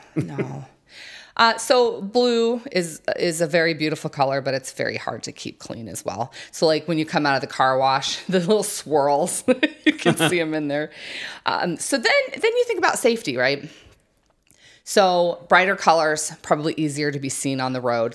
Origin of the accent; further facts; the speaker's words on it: New Mexico, United States; I grew up in New Mexico where that hot, hot sun is just, you know, beaten oh, down all the time